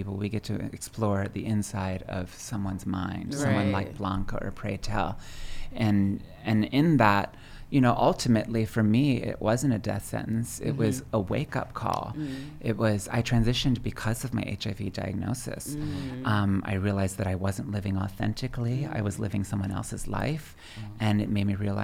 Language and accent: English; Pennsylvania, United States; moved away; also born or lived in Dallas, Texas / New York; I grew up in a tiny little village in southern central Pennsylvania.